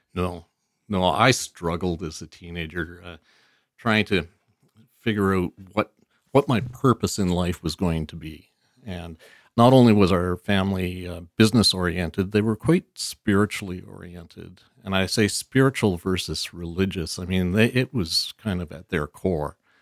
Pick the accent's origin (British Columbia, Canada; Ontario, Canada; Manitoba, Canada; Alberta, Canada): British Columbia, Canada; Vancouver; born or raised there; also born or lived in Chilliwack / Abbotsford